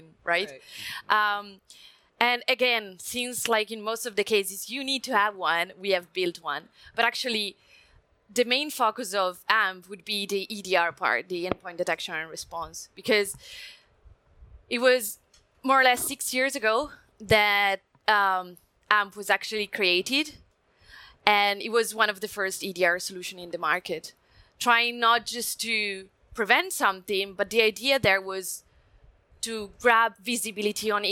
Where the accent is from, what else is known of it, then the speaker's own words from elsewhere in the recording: Italy; accent: Italian; English is a second language; I'm Italian, come from Italy, so you may notice from my accent